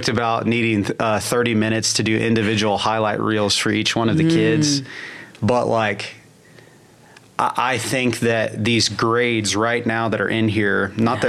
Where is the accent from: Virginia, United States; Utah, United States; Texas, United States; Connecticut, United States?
Texas, United States; La Porte; I used to be a skate park kid growing up in La Porte